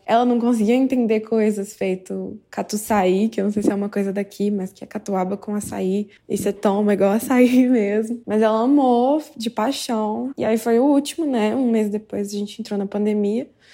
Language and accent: Portuguese; Belo Horizonte, Minas Gerais, Brazil; Eu sou de Belo Horizonte